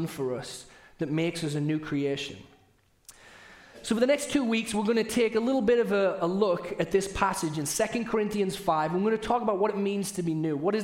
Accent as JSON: {"language": "English", "country": "United Kingdom", "accent": "British", "moved": "yes", "lives_now": "United States", "said": "I'm saying parties, not potties, which often happens with my British accent"}